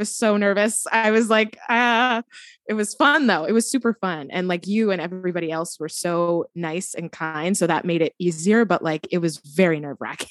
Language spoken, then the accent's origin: English; New Jersey, United States; now in Brooklyn, United States; I am from New Jersey, living in Brooklyn, New York